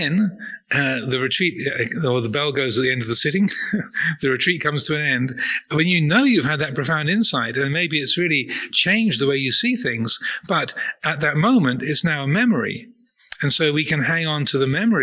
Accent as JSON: {"language": "English", "country": "United Kingdom", "said": "I'm a man, or I'm British, or I am 63 years old, or I'm a Buddhist monk"}